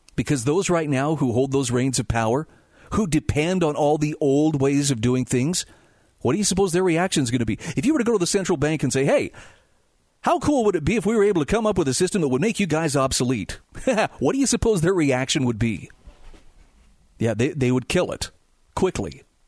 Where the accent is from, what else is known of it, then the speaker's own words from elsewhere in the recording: Utah, United States; my home state of Utah